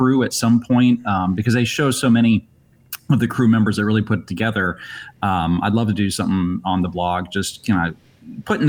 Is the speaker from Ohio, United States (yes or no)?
yes; Columbus, Ohio, United States; moved away; I grew up in Columbus, Ohio.